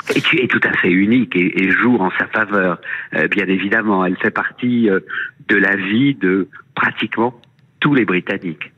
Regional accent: France; chez nous en France

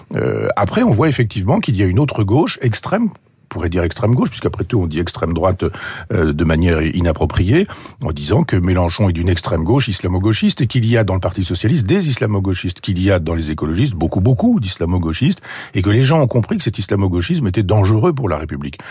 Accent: Normandy, France; je suis normand

